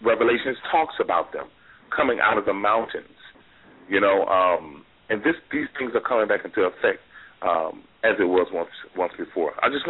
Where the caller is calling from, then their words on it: Miami, Florida, United States; I'm calling from Miami, Florida.